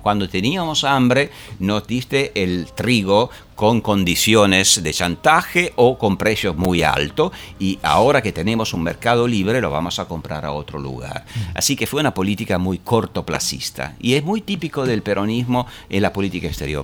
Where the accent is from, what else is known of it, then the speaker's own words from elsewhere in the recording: Italy; yo vengo de Italia, ah. hemos tenido 20 años de berlusconismo